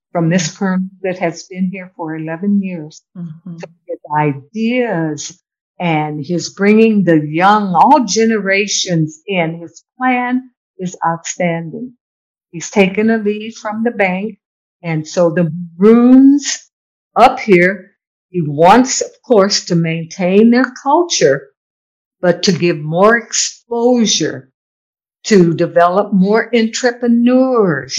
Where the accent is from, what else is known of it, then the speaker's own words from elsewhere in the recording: United States; moved away as an adult; also born or lived in Morro Bay; now in Jamaica; being a spoiled American